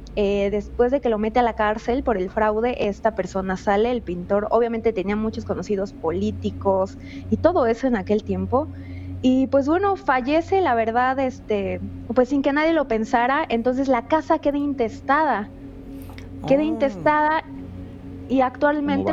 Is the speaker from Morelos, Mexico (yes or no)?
yes; Cuernavaca, Morelos, Mexico; yo soy de acá de Cuernavaca, Morelos